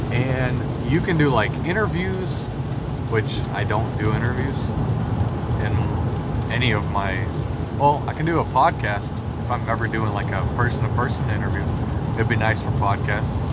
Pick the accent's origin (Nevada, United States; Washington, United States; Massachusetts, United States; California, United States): Washington, United States; We're from Washington, we're trying to move into Idaho.